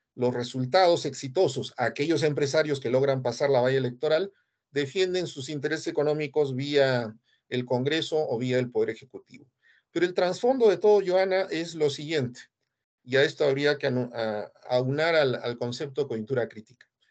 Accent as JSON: {"language": "Spanish", "country": "Peru", "said": "yo soy peruano"}